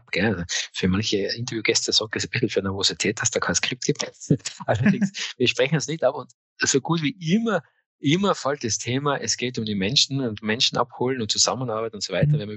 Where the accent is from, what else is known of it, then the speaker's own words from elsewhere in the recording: Tyrol, Austria; Das ist schon bezeichnend, dass wir uns als Tiroler, wir haben uns kennengelernt, ja, online